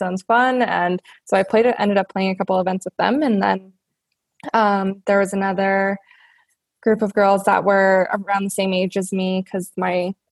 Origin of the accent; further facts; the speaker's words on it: Red Deer, Alberta, Canada; I grew up here, in Red Deer, Alberta